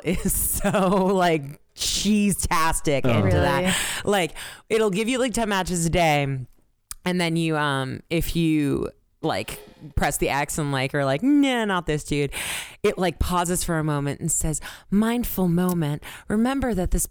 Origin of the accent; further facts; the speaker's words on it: Quincy, Massachusetts, United States; moved away as an adult; now in Boston, United States; I grew up in Quincy, but I've lived like everywhere that's important to live in this country